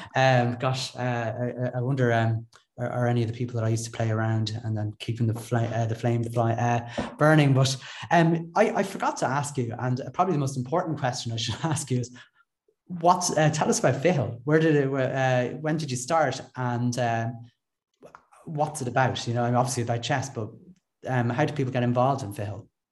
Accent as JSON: {"language": "English", "country": "Ireland", "accent": "Irish", "said": "played for my country, uh, for Ireland, that is, uh, uh just in case my accent didn't give me away"}